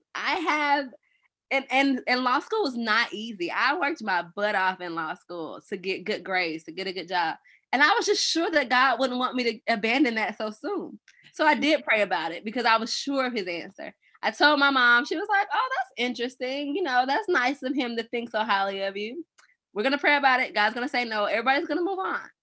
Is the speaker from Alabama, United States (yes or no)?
no; Atlanta, Georgia, United States; now in Nashville, United States; I'm actually from Atlanta